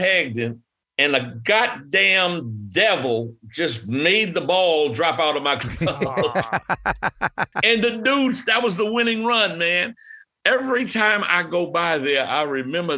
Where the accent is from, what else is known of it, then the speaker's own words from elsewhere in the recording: Brandywine, Maryland, United States; also born or lived in Washington, D.C.; grew up in a little rural community, Brandywine, Maryland, about 30 miles south of Washington, D.C.